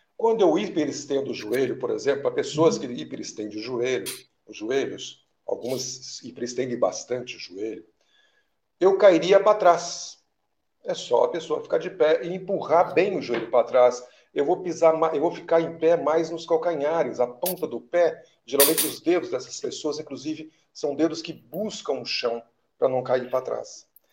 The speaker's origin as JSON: {"language": "Portuguese", "region": "Minas Gerais", "country": "Brazil", "said": "eu da sou mineiro"}